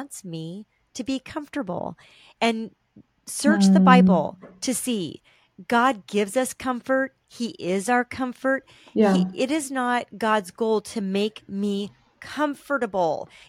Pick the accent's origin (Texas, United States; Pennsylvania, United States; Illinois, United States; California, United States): California, United States; Southern; we were raised in Southern California